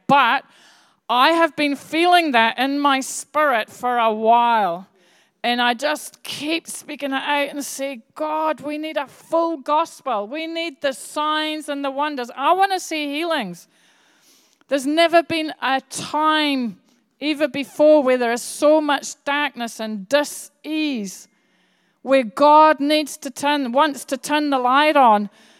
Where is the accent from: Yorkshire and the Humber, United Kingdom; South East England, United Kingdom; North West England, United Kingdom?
Yorkshire and the Humber, United Kingdom; Bradford; born there; I was born in Yorkshire. I was born in Bradford.